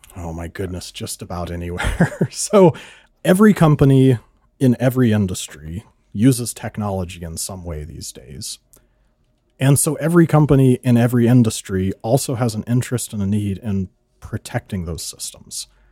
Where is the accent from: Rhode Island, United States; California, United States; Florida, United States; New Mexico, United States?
California, United States; moved away as an adult; now in South Dakota, United States; my hometown in California is very small, seven hundred people